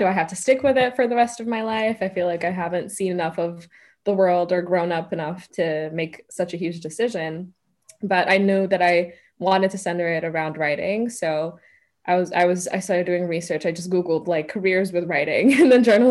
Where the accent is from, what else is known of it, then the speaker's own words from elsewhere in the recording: Ethiopia; moved away as an adult; also born or lived in Kenya; now in United States; I was born in Ethiopia. That's where I was raised. So I'm Ethiopian full, like through and through. I speak Amharic, so I'm bilingual